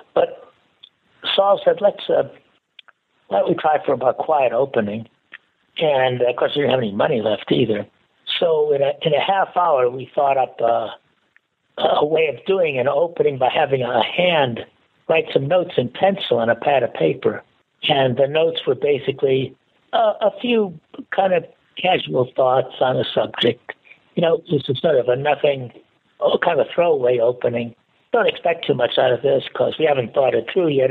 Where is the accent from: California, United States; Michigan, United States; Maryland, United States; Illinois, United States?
Illinois, United States; Chicago; moved away as an adult; also born or lived in Minnesota / Iowa / St. Louis; I grew up in Chicago